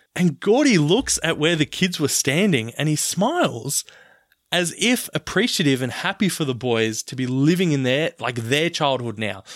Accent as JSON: {"language": "English", "country": "Australia", "tie": "born or raised there", "said": "I'm from Australia and grew up in the nineties"}